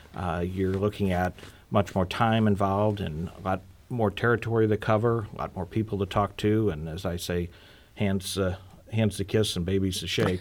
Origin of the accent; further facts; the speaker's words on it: Normandy, Missouri, United States; I was born and raised in Normandy. Missouri